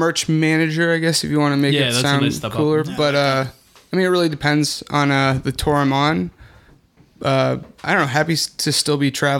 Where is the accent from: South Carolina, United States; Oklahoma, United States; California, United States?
California, United States; Agoura Hills; now in Los Angeles, United States; I live in Los Angeles. I'm from the Valley, pretty much.